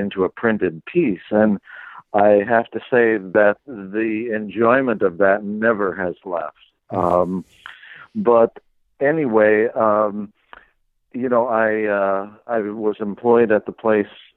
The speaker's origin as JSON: {"language": "English", "town": "Green Bay", "region": "Wisconsin", "country": "United States", "tie": "born or raised there", "lives_now": "Two Rivers, United States", "said": "I grew up in Green Bay, Wisconsin"}